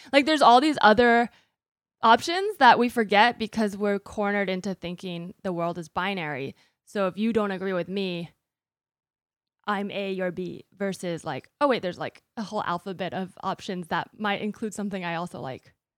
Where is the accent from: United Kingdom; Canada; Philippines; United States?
United States; I am American, I'm a U S citizen